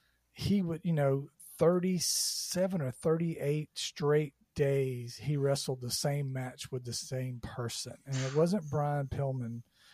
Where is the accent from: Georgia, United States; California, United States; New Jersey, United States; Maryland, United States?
Georgia, United States; I grew up in Georgia